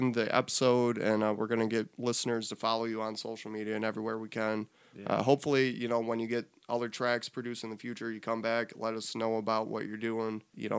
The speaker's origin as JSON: {"language": "English", "town": "Beloit", "region": "Wisconsin", "country": "United States", "tie": "born or raised there", "said": "I grew up in Beloit"}